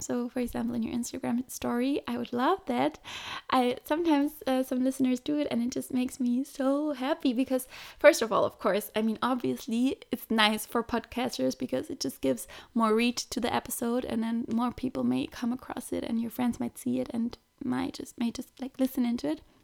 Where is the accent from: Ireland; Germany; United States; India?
Germany; moved away; I'm from Germany